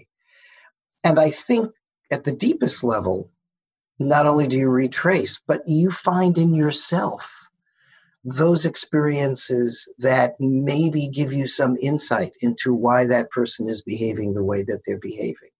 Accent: United States; U.S. Americans, which is the case for both you and me

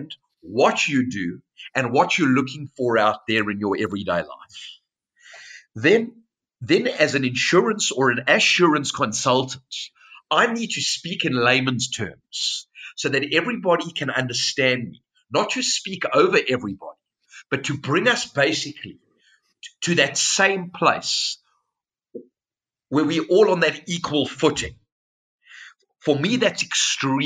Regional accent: Cape Town, Western Cape, South Africa; I was born in Cape Town, which is the most beautiful city, the southern tip of South Africa

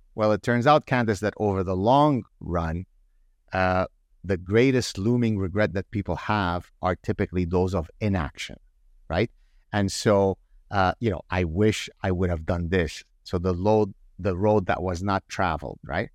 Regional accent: Canada; I grew up in Canada where, you know, in the early eighties

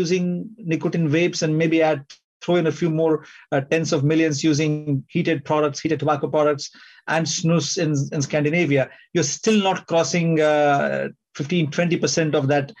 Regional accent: India; moved away as an adult; also born or lived in California / Singapore / United Kingdom; I'm from India. I trained in medicine in India

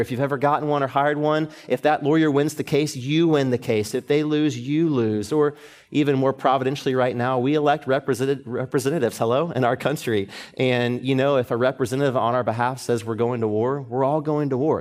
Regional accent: Atlanta, Georgia, United States; moved away as an adult; now in Dallas, United States; my hometown, Atlanta

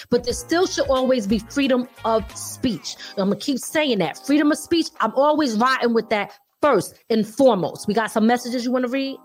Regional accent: Philadelphia, Pennsylvania, United States; also born or lived in 845 area code (Hudson Valley, New York); now in Hudson Valley, New York, United States; I'm originally from Philly, okay? West Philly, born and raised

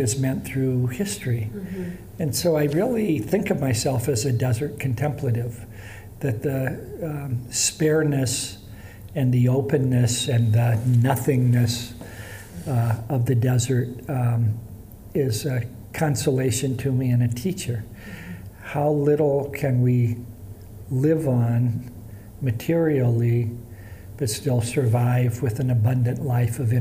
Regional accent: Indiana, United States; moved away as an adult; I grew up in the Indiana sand dunes

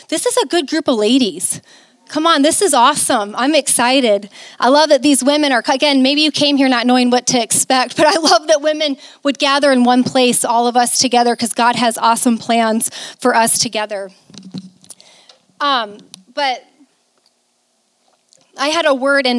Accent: Mason City, Iowa, United States; moved away as an adult; also born or lived in Arizona / Florida; I never thought I'd be back to my hometown

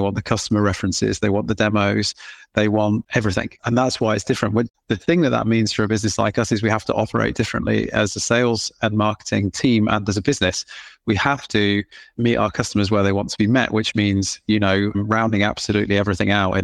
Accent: England, United Kingdom; accent: British/English

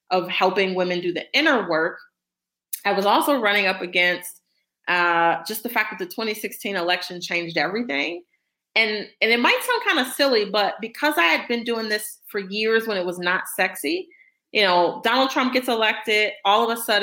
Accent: Detroit, Michigan, United States; I ran for state rep in my hometown of Detroit back in 2014

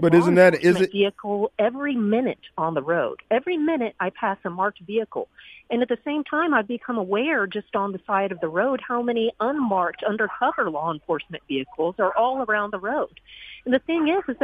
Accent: Nashville, Tennessee, United States; moved away as an adult; also born or lived in Texas; now in Mississippi, United States; I was from Nashville. I was raised in Nashville

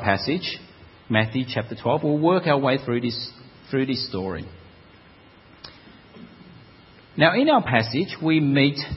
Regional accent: Melbourne, Victoria, Australia; moved away as an adult; also born or lived in Parramatta, Sydney; I'm not a Sydney sider. I'm from Melbourne originally.

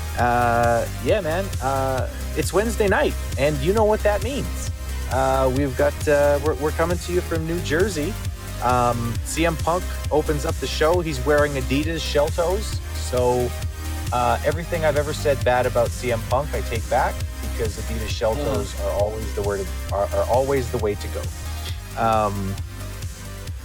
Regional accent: Canada; As a Canadian

